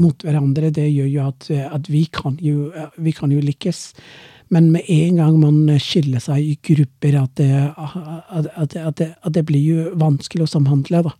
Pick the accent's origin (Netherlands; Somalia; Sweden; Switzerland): Somalia; Norwegian is a second language; moved away as an adult; now in Norway; Jeg er jo fra Somalia